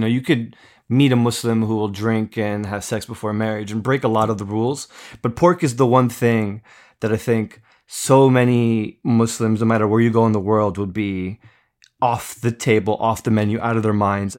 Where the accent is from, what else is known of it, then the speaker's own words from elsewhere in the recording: East Coast, United States; I grew up in America, grew up on the East Coast